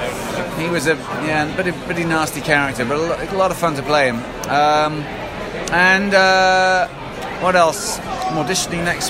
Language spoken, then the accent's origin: English; England, United Kingdom; as the English guy